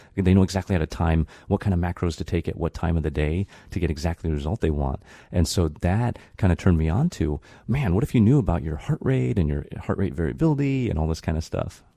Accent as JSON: {"language": "English", "town": "Brighton", "region": "Michigan", "country": "United States", "tie": "born or raised there", "also_born_or_lived": "Japan", "moved": "yes", "said": "growing up in Brighton, it was tough"}